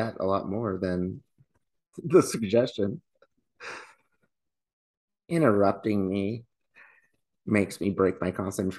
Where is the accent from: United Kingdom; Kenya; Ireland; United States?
Ireland; and I'm Irish.